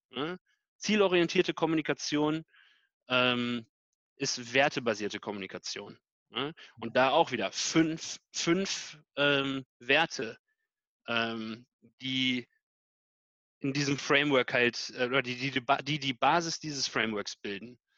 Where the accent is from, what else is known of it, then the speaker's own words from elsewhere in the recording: Canada; also born or lived in United States; ich bin in Kanada und USA aufgewachsen, mhm. äh, und ich habe das in den USA in der Grundschule gelernt.